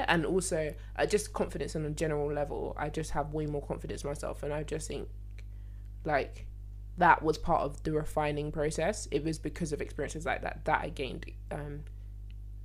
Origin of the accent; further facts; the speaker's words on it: London, United Kingdom; I'm from Lewisham. That's where I'm from